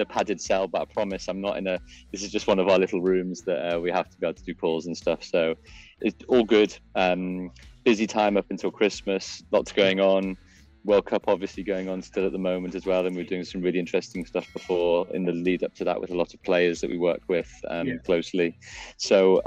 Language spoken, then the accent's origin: English; Liverpool, North West England, United Kingdom; I grew up in Liverpool in Northwest England